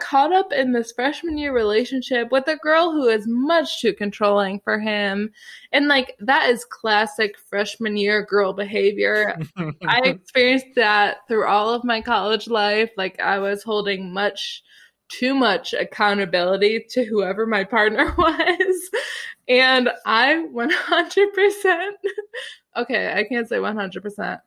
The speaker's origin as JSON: {"language": "English", "region": "Illinois", "country": "United States", "tie": "born or raised there", "also_born_or_lived": "South Carolina", "moved": "yes", "said": "Illinois, my home state"}